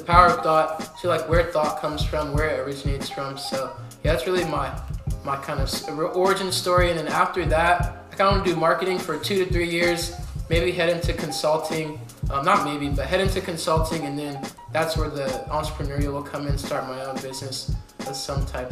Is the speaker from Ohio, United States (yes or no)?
yes; Columbus, Ohio, United States; I'm originally from Columbus, Ohio. Uh, I uh, went to Bishop Hartley High School